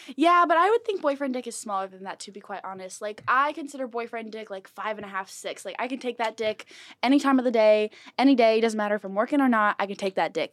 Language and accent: English; San Marcos, California, United States; I went to Mission Hills High School in San Marcos